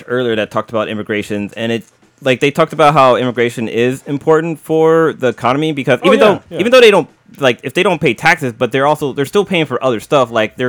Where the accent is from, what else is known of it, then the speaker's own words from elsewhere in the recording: Los Angeles, California, United States; That's a long time. So I'm from East L.A., man.